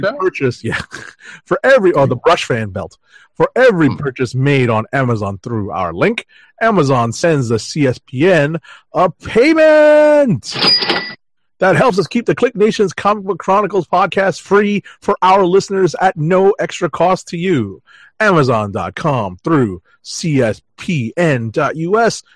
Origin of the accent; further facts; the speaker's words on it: New York, United States; as a New Yorker, um, I'm basically commuting to the con every day